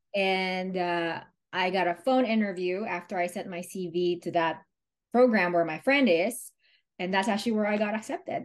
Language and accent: English; Manila, Metro Manila, Philippines; moved away as an adult; now in Pennsylvania, United States; I came from Manila, Philippines